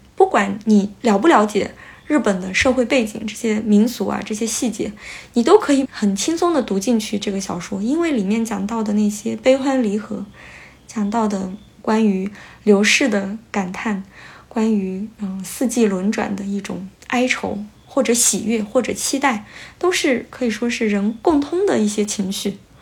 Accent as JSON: {"language": "Chinese", "country": "China", "moved": "yes", "lives_now": "Kyoto, Japan", "said": "我们中国人"}